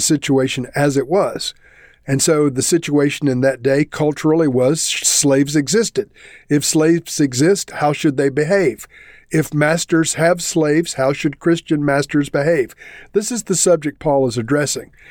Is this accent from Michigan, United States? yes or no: no; South Carolina, United States; moved away; I am originally from South Carolina